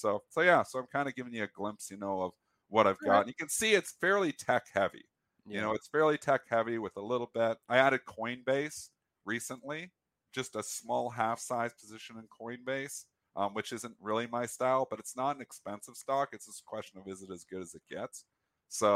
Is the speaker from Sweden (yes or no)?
no; Canada; I'm Canadian